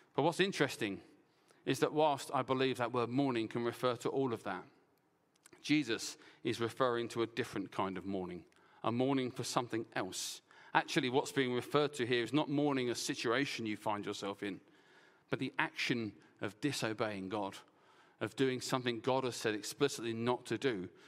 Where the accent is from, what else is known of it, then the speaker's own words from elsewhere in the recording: Essex, East of England, United Kingdom; I'm from Essex